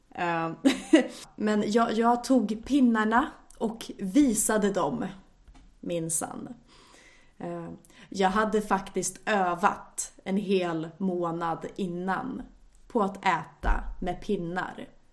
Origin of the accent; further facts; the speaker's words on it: Sweden; also born or lived in Japan; för mig som svensk